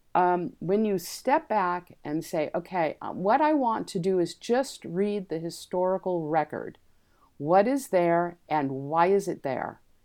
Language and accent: English; Los Angeles, California, United States; also born or lived in San Diego, California; I actually was born in Los Angeles